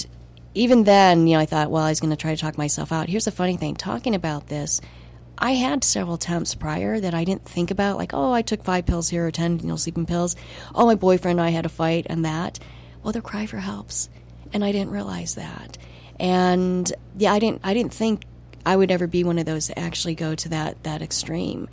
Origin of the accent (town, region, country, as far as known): United States; moved away as an adult; also born or lived in Montreal